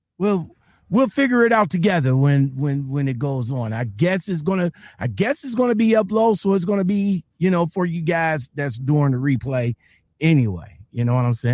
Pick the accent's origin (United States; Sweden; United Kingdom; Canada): United States; Cleveland, Ohio; I'm from Cleveland